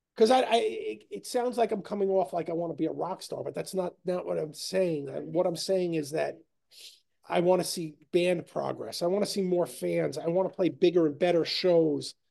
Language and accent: English; New York, United States; we're from New York